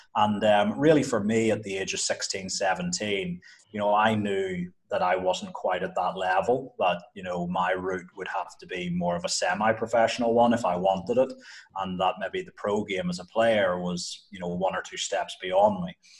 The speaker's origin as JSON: {"language": "English", "region": "Northern Ireland", "country": "United Kingdom", "tie": "born or raised there", "moved": "as an adult", "lives_now": "Uganda", "said": "I was growing up in Northern Ireland"}